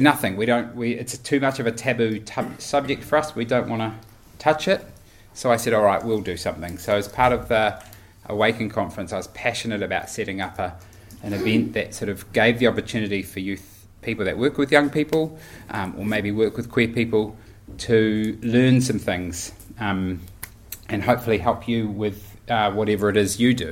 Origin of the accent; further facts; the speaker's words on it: Auckland, New Zealand; I grew up in Auckland in a Baptist church